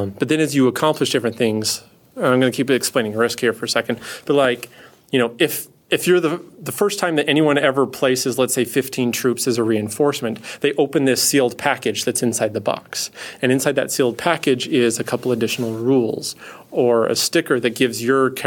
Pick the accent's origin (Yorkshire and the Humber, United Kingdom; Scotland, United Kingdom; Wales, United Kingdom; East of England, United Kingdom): Scotland, United Kingdom; Scot; I am a Scot